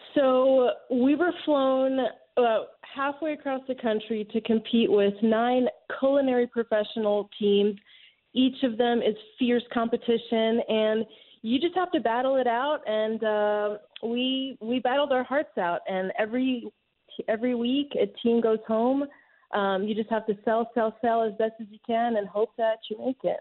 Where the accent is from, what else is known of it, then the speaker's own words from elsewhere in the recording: France; now in Atlanta, United States; I was born and raised in France